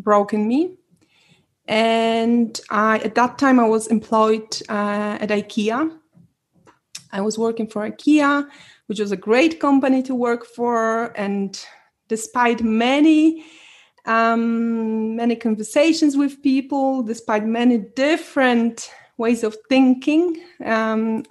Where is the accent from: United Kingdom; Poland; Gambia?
Poland; moved away as an adult; I was born in Poland, so I'm Polish